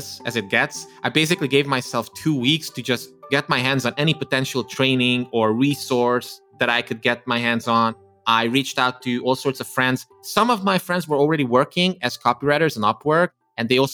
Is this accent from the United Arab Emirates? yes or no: no; Transylvania, Romania; English is a second language; I come from Eastern Europe, from Romania, from the Transylvania region of Romania, who grew up as an ethnic Hungarian, as a minority